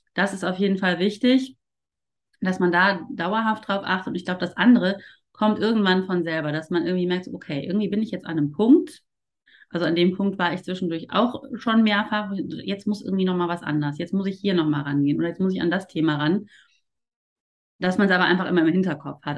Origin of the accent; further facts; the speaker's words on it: Ruhr area, North Rhine-Westphalia, Germany; also born or lived in Cologne; ich komme tatsächlich ja auch aus dem Ruhrpott